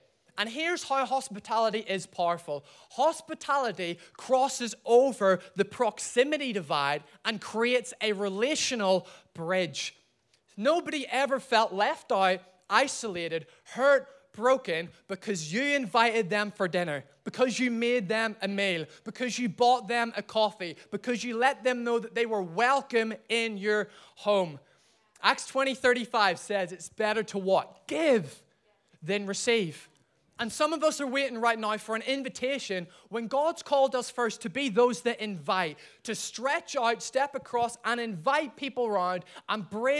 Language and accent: English; Ireland; I'm from Ireland